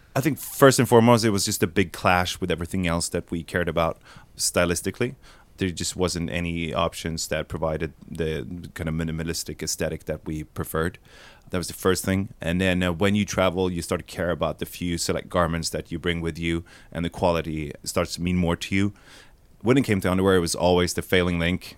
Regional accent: Sweden; We're from Sweden

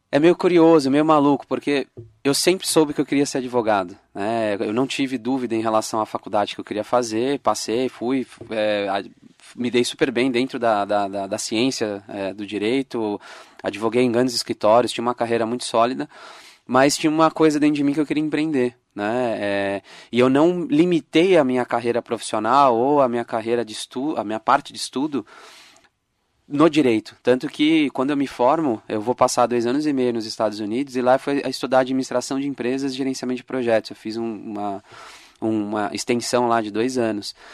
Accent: São Paulo, Brazil; Sou de São Paulo.

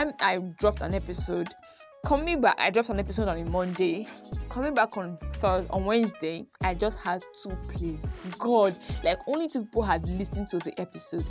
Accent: Benin City, Edo, Nigeria; accent: Benin; my Benin accent

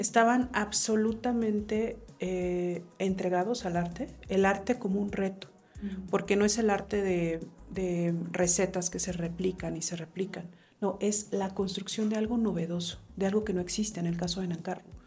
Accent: Mexico; nosotros como mexicanos

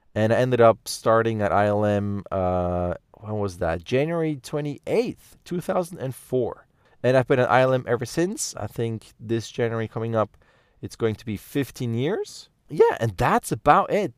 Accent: Lucerne, Switzerland; I grew up in the German part of Switzerland, in Lucerne, close to Zurich

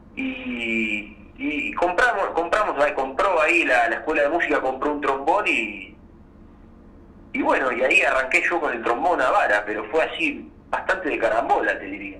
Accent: Azul, Buenos Aires Province, Argentina; also born or lived in Barría (birthplace, likely garbled); yo nací en Barría, pero me crié en Azul, que es una ciudad ahí, aledaña

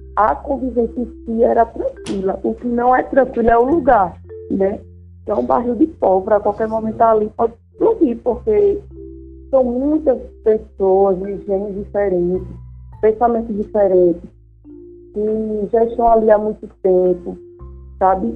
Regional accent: Arapiraca, Alagoas, Brazil; also born or lived in Maceió; eu nasci aqui em Maceió, com sete anos de idade, fui morar em Arapiraca e morei lá boa parte da minha vida

